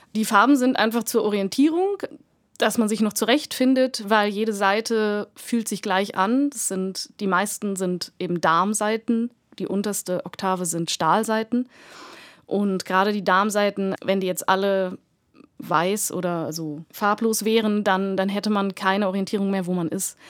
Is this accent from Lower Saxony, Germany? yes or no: yes; Hanover, Lower Saxony, Germany; now in Munich, Germany; mit fünf Jahren bei einem Tag der offenen Tür von der Musikschule Hannover, meiner Heimatstadt.